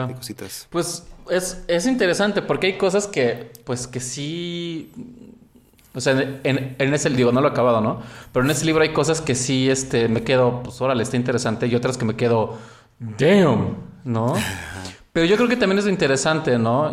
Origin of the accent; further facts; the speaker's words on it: Mexico; en mi país, México